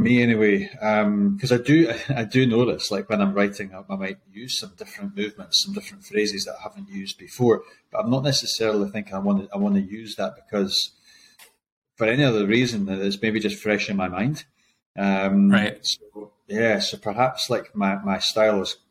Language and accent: English; Burntisland, Scotland, United Kingdom; moved away as an adult; also born or lived in Glasgow / Invercargill, New Zealand; now in Christchurch, New Zealand; I grew up in Burnt Island